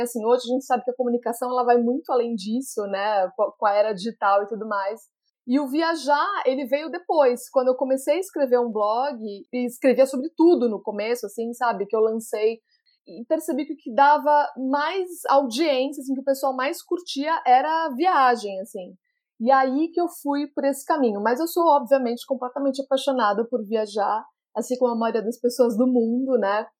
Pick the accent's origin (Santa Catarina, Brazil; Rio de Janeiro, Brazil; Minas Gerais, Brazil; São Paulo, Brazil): São Paulo, Brazil; Jundiaí; also born or lived in United States; eu nasci aqui em Jundiaí, no interior de São Paulo